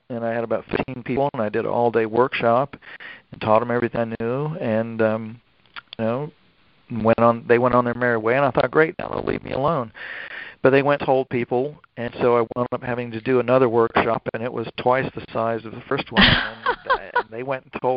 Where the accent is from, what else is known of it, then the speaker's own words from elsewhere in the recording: Durham, North Carolina, United States; moved away as an adult; now in Florida, United States; I grew up with around Duke University in North Carolina